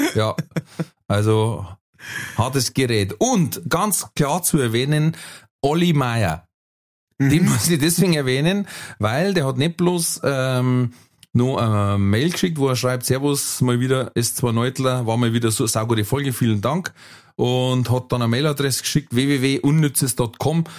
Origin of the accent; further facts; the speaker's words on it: Manching, Bavaria, Germany; bei uns in Manching